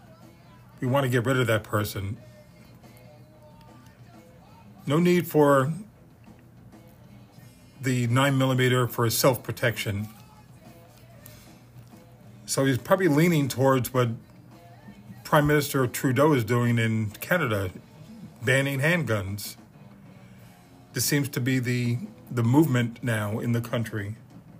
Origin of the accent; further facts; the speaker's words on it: New York City, New York, United States; also born or lived in Bloomington, Illinois; now in Deerfield Beach, United States; I'm from Bayside, Queens, New York. I grew up there. I was born in Bloomington, Illinois